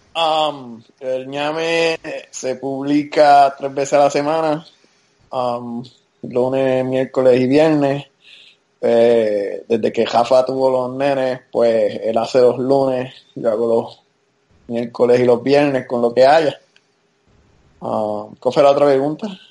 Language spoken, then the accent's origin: Spanish; Puerto Rico; moved away as an adult; now in United States; obviamente me crié en Puerto Rico, pero yo viví toda mi vida adulta ya en los Estados Unidos.